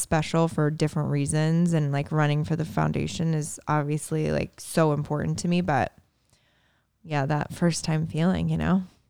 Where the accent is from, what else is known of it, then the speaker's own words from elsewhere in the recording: Indiana, United States; the Midwest Conference that I, obviously growing up in Indiana, was just smack dab in the middle of.